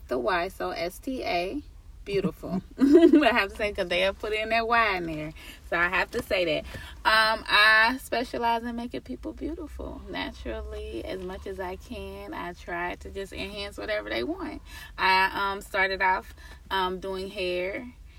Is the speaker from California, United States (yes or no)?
no; Cincinnati, Ohio, United States; moved away as an adult; I'm from Cincinnati, Ohio, so that's the 513.